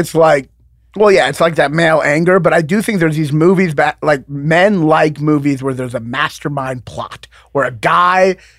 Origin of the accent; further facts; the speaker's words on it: Kentucky, United States; I'm from Kentucky.